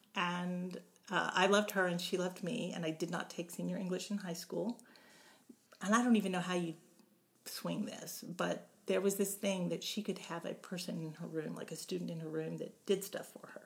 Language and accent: English; Beaumont, Texas, United States; also born or lived in Kansas / Houston, Texas; we moved to Beaumont, and then I grew up in Beaumont from from then on through college